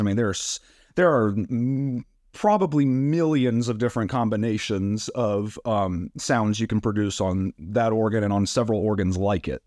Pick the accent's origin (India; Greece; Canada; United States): United States; Black Mountain, North Carolina; I am originally from Black Mountain, North Carolina, so just about an hour away from Tryon, which is great. Um, it's my hometown. I still live there now